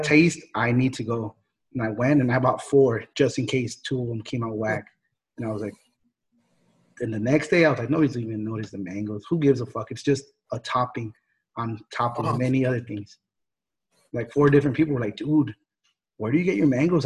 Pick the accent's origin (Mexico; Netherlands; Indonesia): Mexico; Jalisco; I'm from Jalisco